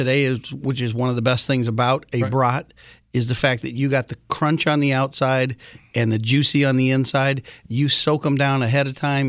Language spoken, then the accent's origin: English; United States; I come from Minnesota, Wisconsin